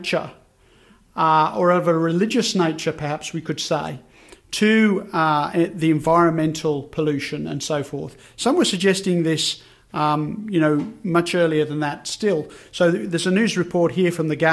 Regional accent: Birmingham, West Midlands, United Kingdom; now in Australia; growing up in Birmingham in the UK

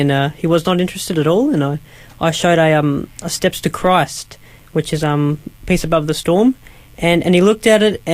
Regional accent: Currumbong, New South Wales, Australia; I'm from Currumbong. It's New South Wales.

